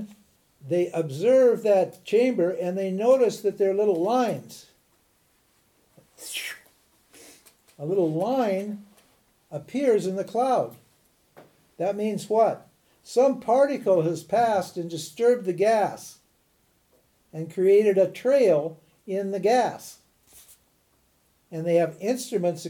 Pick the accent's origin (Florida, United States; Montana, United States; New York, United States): Montana, United States; Butte; also born or lived in Missoula, Montana; I was born in Missoula, in Butte, Montana, in 1941